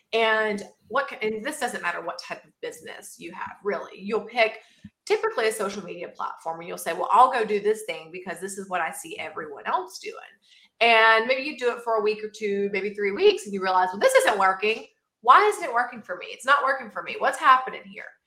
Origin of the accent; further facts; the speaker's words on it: southern Georgia, United States; I am actually from a very small town in southern Georgia